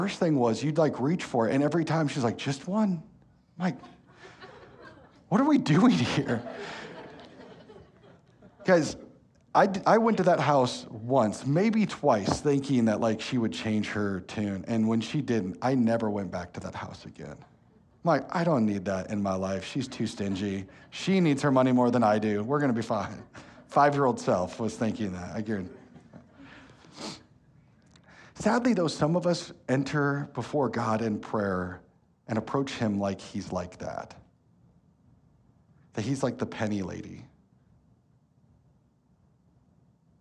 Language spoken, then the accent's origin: English; Elgin, Iowa, United States; now in Cincinnati, United States; my hometown of Elgin, Iowa, a town of 500